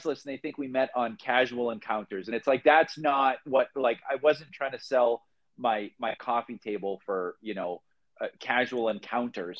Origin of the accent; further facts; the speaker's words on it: Boston, Massachusetts, United States; moved away as an adult; now in Phoenix, United States; We're two guys from Boston.